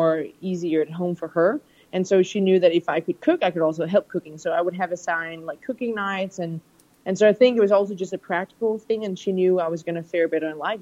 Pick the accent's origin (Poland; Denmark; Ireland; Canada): Denmark; Copenhagen, Capital Region of Denmark; also born or lived in United States; now in London, United Kingdom; I grew up in Copenhagen, Denmark, in Europe, and living in London now and having lived in the US as well